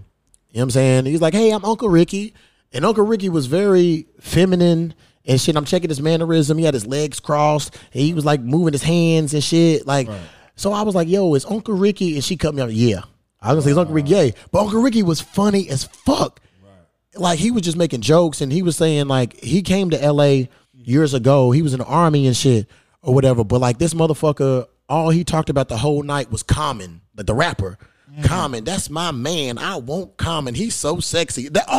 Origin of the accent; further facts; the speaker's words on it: Newburgh, Indiana, United States; I grew up in Newburgh and shit, so... Yeah, out of Newburgh, there's this little club called The Hole in the Wall.